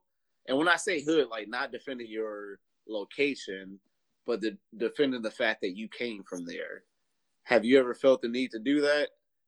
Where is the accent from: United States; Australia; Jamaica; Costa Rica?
United States; Detroit, Michigan; I'm from Detroit, represent the East Side.